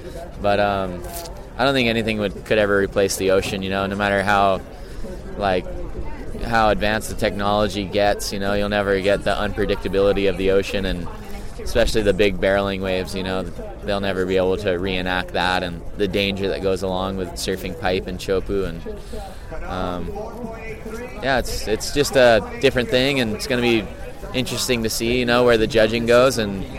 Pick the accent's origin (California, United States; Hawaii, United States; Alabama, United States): Hawaii, United States; I think that growing up in Hawaii and stuff, you kind of learn to be like a humble Haole who, like, you know, can't really think that you're great.